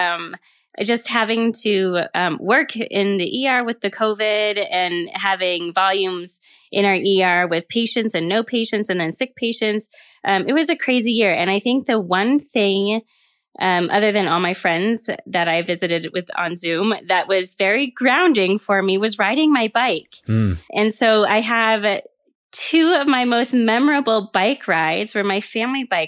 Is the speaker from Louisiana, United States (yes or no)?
no; Elk Mountains, Aspen area, Basalt area, Colorado, United States; I grew up in the Elk Mountains in Aspen area, Basalt area.